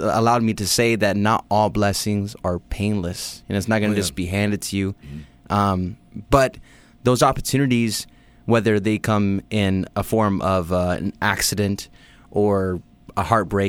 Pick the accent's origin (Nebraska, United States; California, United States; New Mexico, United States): California, United States; Los Angeles; growing up in L.A. and the West Coast